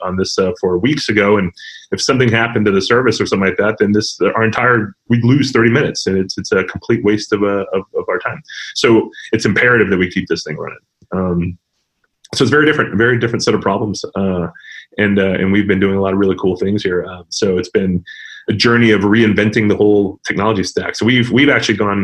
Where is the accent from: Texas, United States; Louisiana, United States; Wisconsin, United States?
Texas, United States; El Paso; moved away; also born or lived in New York; I grew up in West Texas, in El Paso specifically